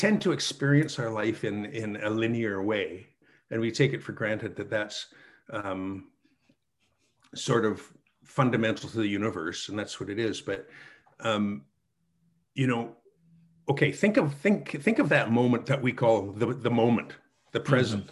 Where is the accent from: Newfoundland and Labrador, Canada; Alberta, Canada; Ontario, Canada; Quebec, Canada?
Alberta, Canada; Calgary; My hometown, Calgary